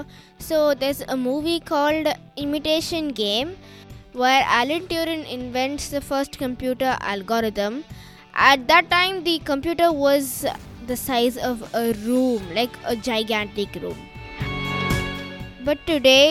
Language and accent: English; India; I'm 11 years old and I'm also from India